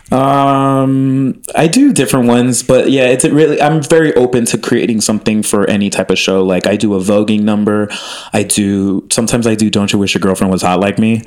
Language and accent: English; Miami, Florida, United States; moved away as an adult; also born or lived in Chicago; I grew up in Miami, but then I moved to Chicago and then came out here